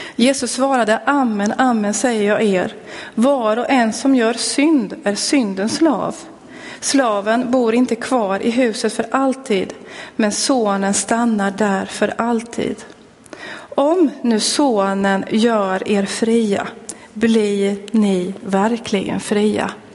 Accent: Linköping, Östergötland, Sweden; jag är född och uppväxt i Pingstkyrkan i Linköping

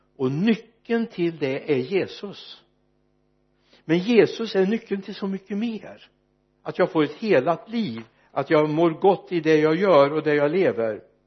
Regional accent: Mariestad, Västra Götaland, Sweden; när jag föddes fram på Mariestads B B för många, många år sedan

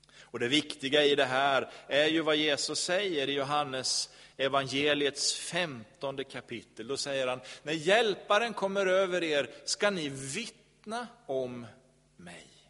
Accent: Sweden; vi som är svenskar

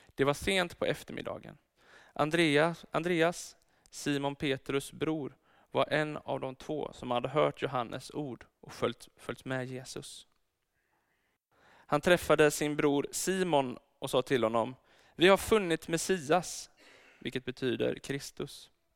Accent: Örebro, Örebro County, Sweden; now in Gothenburg, Sweden; Jag är egentligen född i Örebro

